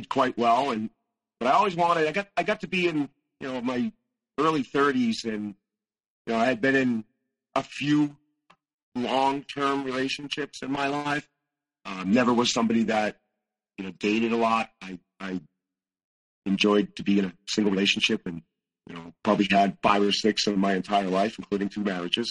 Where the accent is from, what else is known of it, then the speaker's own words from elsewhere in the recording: Northeast, United States; I was raised in the Northeast